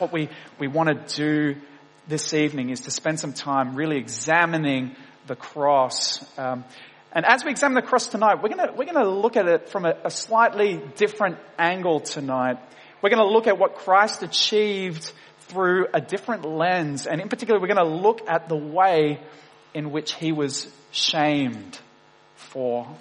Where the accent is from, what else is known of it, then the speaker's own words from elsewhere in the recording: Wollongong, New South Wales, Australia; I grew up in Wollongong, in Dapto, a suburb of Wollongong